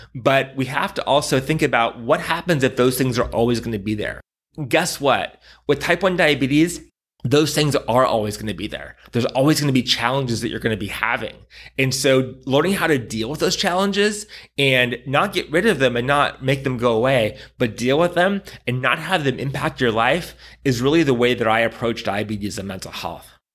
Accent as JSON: {"language": "English", "town": "San Diego", "region": "California", "country": "United States", "tie": "born or raised there", "moved": "as an adult", "said": "I grew up in San Diego"}